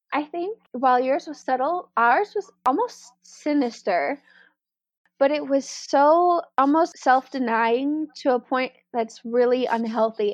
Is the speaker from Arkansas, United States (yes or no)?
yes; Arkansas, United States; accent: southern; moved away as an adult; also born or lived in New Orleans; a lot of people don't think I have a southern accent, but I grew up in Arkansas